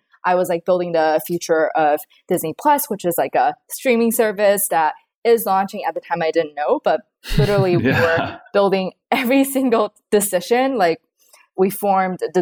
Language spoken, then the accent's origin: English; China; moved away; also born or lived in Los Angeles, United States / New York, United States; I grew up in China, so I'm like fully bilingual